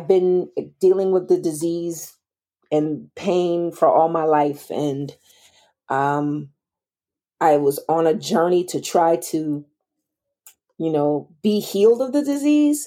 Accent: Boston, Massachusetts, United States; I'm from Boston, Massachusetts

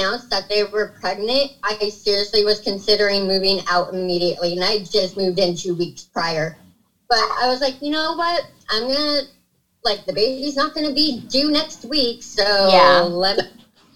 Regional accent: Sacramento, California, United States; I'm from Sacramento.

